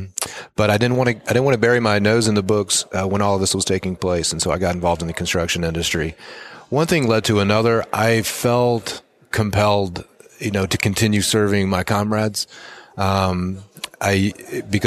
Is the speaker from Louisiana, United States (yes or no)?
yes; Lake Charles, Louisiana, United States; moved away as an adult; also born or lived in Lafayette, Louisiana; now in New Orleans, United States; we're from Lake Charles. All our family is from Lake Charles.